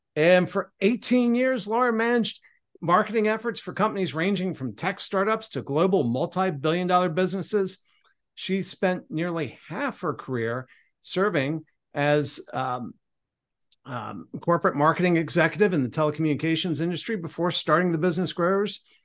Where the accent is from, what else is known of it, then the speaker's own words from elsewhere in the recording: Cambridge, Maryland, United States; moved away; my hometown of Cambridge, Maryland